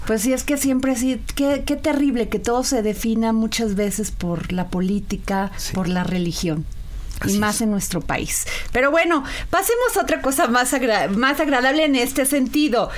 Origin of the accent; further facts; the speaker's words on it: Veracruz, Mexico; yo soy veracruzana